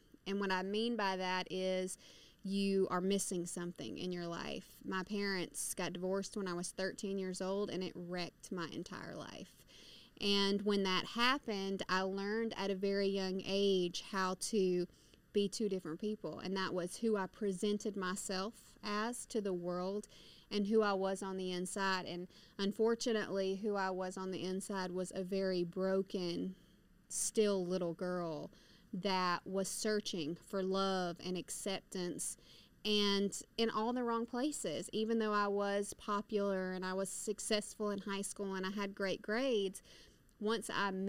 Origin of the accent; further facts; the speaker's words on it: Somerville, Georgia, United States; now in Atlanta, United States; I am originally from Somerville, Georgia. I have lived in Atlanta, Georgia, for the last 13 and a half years